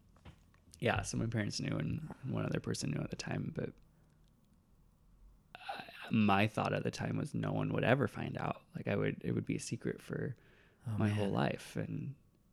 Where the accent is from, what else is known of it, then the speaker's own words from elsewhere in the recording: Iowa, United States; moved away as an adult; also born or lived in Northwest Arkansas / Seattle; I grew up in Iowa